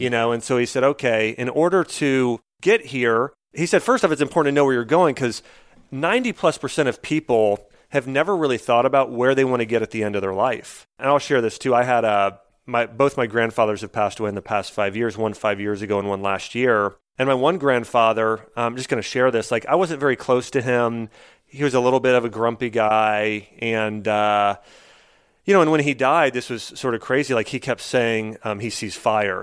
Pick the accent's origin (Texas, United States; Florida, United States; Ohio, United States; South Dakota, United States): Ohio, United States; moved away; I grew up in Ohio, so I'm an Ohio State fan